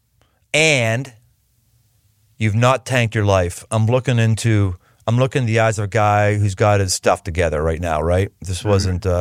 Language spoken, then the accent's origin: English; Pittsburgh, Pennsylvania, United States; I'm from Pittsburgh